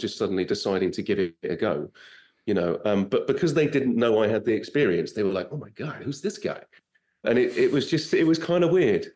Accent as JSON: {"language": "English", "country": "United Kingdom", "moved": "as an adult", "lives_now": "United States", "said": "I'm British"}